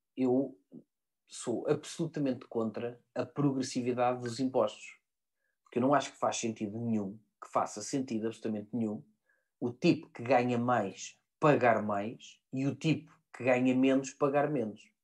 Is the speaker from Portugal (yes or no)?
yes; Portugal; eu sou português como cidadão